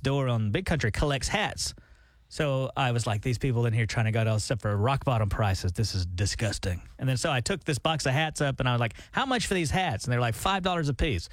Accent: Alabama, United States; born or raised there; moved away

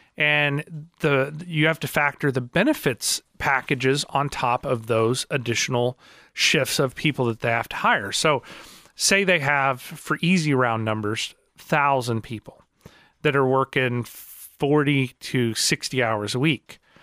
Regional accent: Marionville, Missouri, United States; I grew up in Marionville

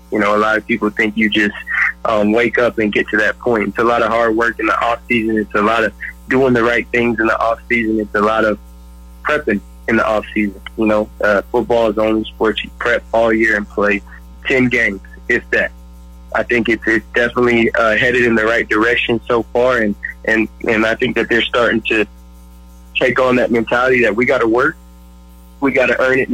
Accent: West Texas, United States; I'm a West Texas guy.

